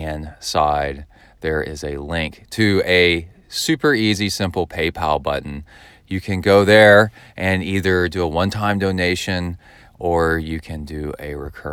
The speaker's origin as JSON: {"language": "English", "region": "Texas", "country": "United States", "said": "I'm from Texas"}